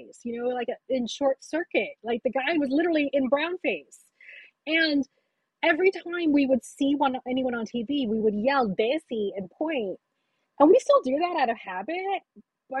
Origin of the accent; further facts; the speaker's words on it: United States; I was born here